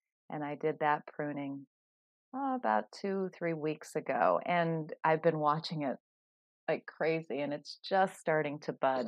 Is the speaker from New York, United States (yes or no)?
no; California, United States; moved away as an adult; I'm from California. And I'm still feeling the chill from moving over here 20 years ago